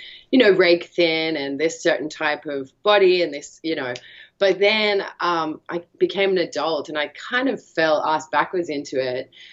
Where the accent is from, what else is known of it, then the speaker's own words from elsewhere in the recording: Australia; I'm from Australia